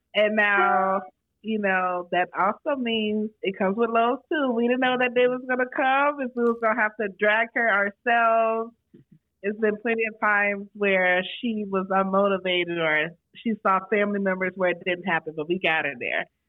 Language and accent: English; Florida, United States; moved away as an adult; now in Las Vegas, United States; we're both educators, Florida natives, born and raised